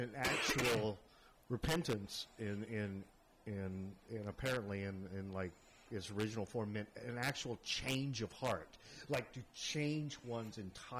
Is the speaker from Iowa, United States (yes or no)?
no; Fort Worth, Texas, United States; now in San Francisco, United States; from Fort Worth.